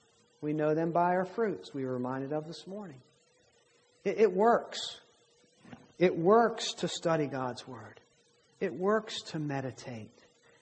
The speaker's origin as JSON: {"language": "English", "region": "Maryland", "country": "United States", "accent": "southern", "lives_now": "Virginia, United States", "said": "I'm from Maryland. And when I came here, I've lived here in Virginia much longer now than I lived in Maryland. When I go home, I don't realize it about myself, but apparently I have a southern accent"}